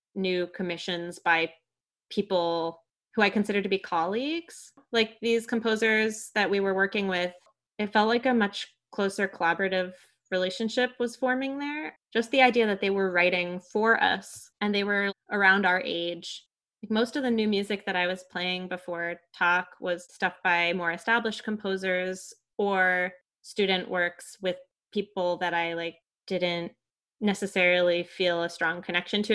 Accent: New York, United States; moved away as an adult; I grew up in New York, I went to a really small community music school

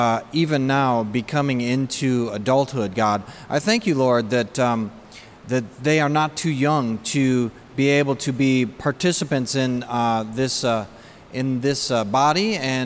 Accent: Saginaw, Michigan, United States; I grew up in Saginaw, Bay City area, which is not only not Detroit, it's also kind of a smaller town-ish, which is kind of an interesting juxtaposition from the fact that my parents were actually raised in Detroit.

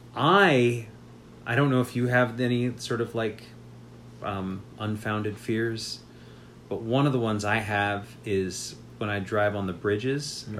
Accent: Las Vegas, Nevada, United States; when I grew up in Las Vegas, there were these huge swaths of desert throughout the city

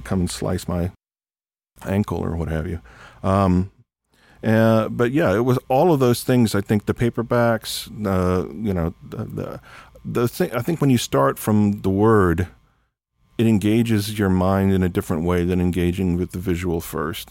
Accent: South Texas, United States; growing up in South Texas

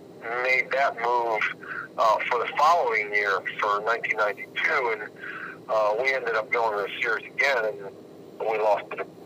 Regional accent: Baltimore, Maryland, United States; I'm from Baltimore, and I'm still an Oriole fan

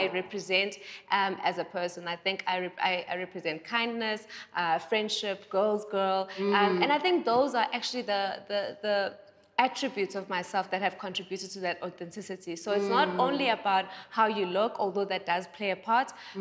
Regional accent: Durban, KwaZulu-Natal, South Africa; now in Johannesburg, South Africa; I am from Durban, I am from a small town

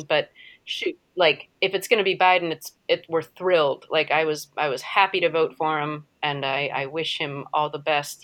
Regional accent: United States; As an American, as a white American

